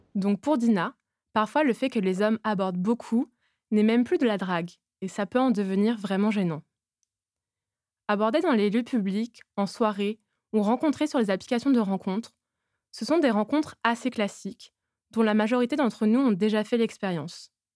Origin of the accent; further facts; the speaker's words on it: Toulouse, Occitania, France; J'ai 23 ans et je suis originaire de Toulouse.